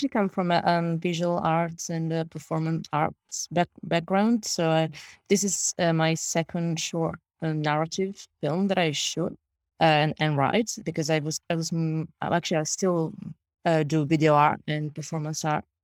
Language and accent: English; Italy; English is a second language; Yeah, well, because I, I shot in, I shot in Italy, my hometown, and very close to my hometown in Italy.